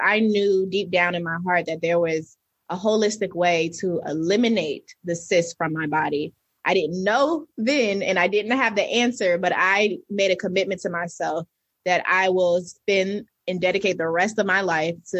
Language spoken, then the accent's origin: English; New Jersey, United States; now in Atlanta, United States; I'm originally from New Jersey